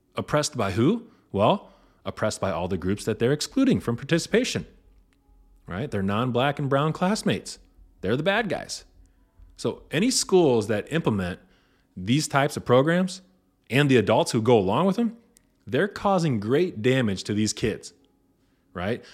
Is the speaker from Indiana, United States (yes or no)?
yes; Indiana, United States; this is in Indiana, my home state